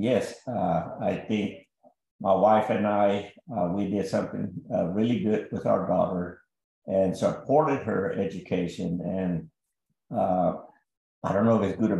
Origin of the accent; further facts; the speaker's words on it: Lockhart, Texas, United States; moved away as an adult; also born or lived in Rio Grande Valley, Texas; born and raised in Lockhart, Texas, up there by Austin, Texas, Central Texas.